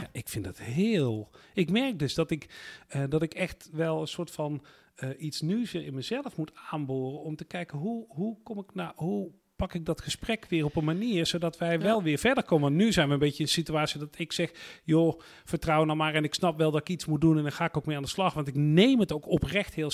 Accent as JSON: {"language": "Dutch", "country": "Netherlands", "said": "wij als Nederlanders"}